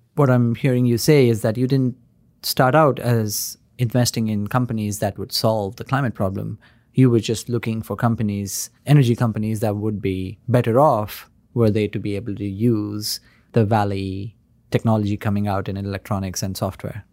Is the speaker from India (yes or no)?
yes; India; moved away; Deepinder and I grew up in India